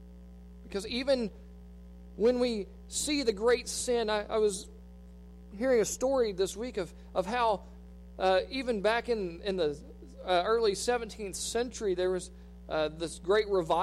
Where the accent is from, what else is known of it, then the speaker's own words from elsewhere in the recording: United States; as American Christians